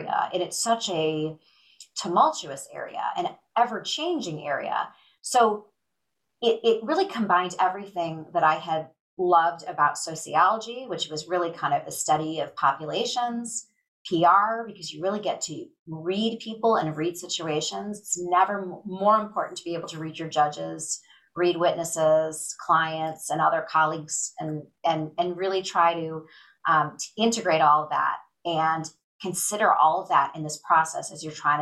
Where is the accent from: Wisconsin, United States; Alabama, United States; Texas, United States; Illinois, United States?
Illinois, United States; Chicago; also born or lived in Michigan; I grew up in the Chicago area and went away for college to the University of Michigan